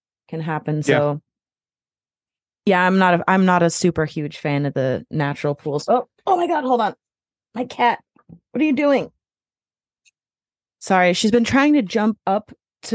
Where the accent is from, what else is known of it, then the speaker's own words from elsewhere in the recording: Midwest, United States; moved away; also born or lived in the South; I'm originally from the Midwest